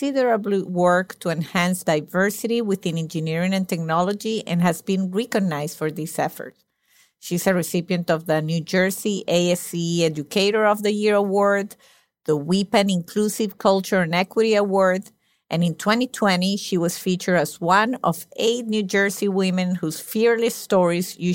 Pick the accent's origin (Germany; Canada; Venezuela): Venezuela; moved away as an adult; I live in my country, Venezuela, until I was 22. So I always say I'm Venezuelan